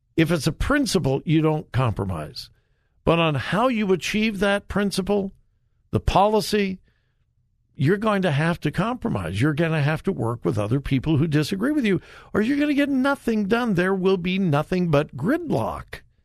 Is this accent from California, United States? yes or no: yes; Compton, California, United States; I grew up in Southern California. Many of you know that. And, uh, I, I spent my high school years in Compton